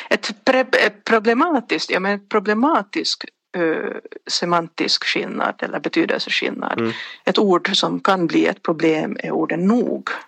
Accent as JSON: {"language": "Swedish", "country": "Finland", "said": "Om jag tänker som finlandssvensk."}